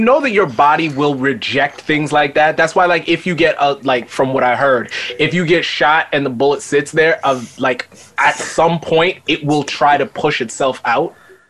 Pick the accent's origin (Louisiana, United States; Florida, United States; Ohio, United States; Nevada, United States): Florida, United States; I'm from Florida.